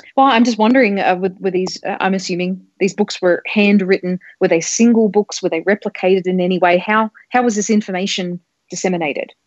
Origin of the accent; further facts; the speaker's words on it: Australia; I grew up in australia